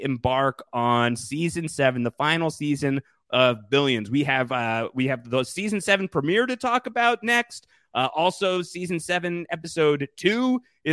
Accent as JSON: {"language": "English", "town": "New York City", "region": "New York", "country": "United States", "said": "as a New Yorker"}